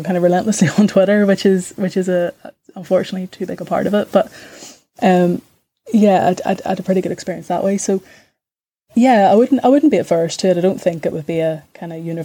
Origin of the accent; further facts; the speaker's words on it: Belfast, Northern Ireland, United Kingdom; whenever I was growing up in East Belfast